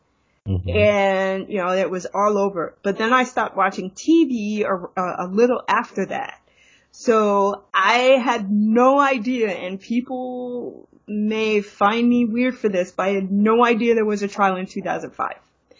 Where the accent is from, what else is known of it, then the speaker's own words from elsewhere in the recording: New York City, New York, United States; I grew up in Brooklyn, close to the Hoyt and Schermerhorn station